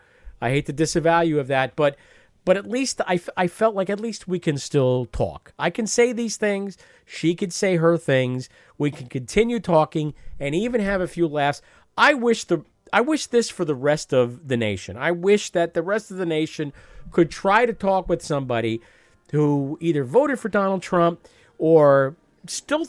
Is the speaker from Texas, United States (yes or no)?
no; New York area, United States; I grew up in the New York area